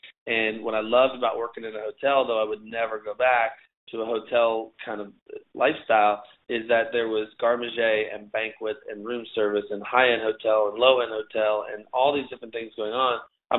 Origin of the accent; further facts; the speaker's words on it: Germantown, Maryland, United States; I grew up in Maryland, and I was in Germantown, Maryland.